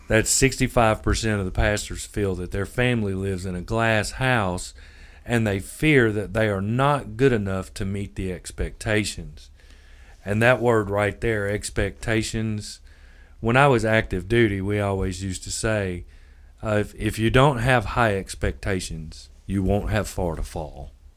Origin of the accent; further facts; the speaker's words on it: Memphis, Tennessee, United States; now in Union City, United States; I'm from Memphis